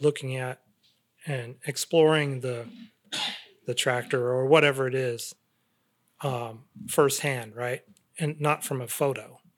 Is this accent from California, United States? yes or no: yes; Central Valley, California, United States; growing up in the Central Valley, I'm exposed to, like, farm